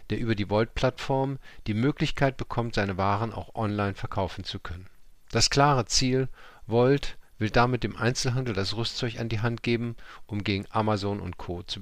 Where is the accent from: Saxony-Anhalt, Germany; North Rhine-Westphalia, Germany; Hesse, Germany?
North Rhine-Westphalia, Germany; Cologne; ich bin auch in Köln groß geworden